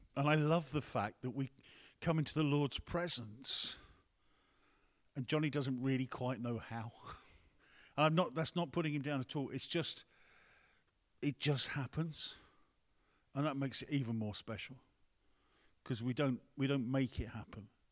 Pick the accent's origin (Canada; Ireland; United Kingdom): United Kingdom; England; We're English here